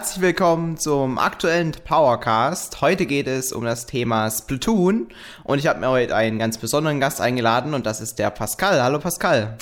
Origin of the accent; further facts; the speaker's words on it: Frankfurt, Hesse, Germany; moved away; in Frankfurt, in meiner alten Heimat